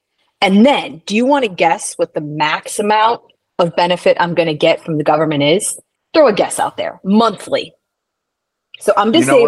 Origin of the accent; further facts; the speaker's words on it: Midwest, United States; I might lapse back into that New York, even though I'm from the Midwest originally.